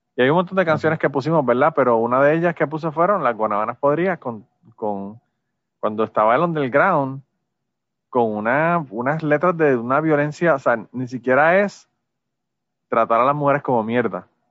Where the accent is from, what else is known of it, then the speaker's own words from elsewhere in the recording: Puerto Rico; nosotros a veces somos boricuas